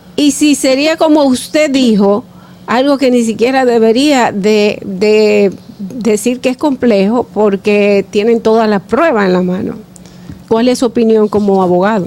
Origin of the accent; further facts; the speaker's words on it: Dominican Republic; nosotros como dominicanos